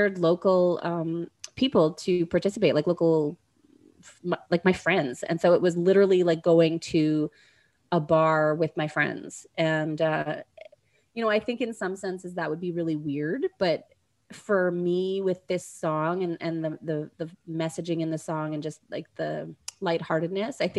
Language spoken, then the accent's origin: English; Dauphin, Manitoba, Canada; Grow Media in Dauphin, Manitoba, which is my hometown